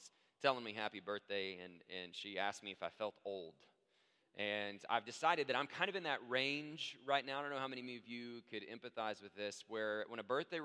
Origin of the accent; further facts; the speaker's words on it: Abilene, Texas, United States; moved away; my hometown. I'm from Abilene, Texas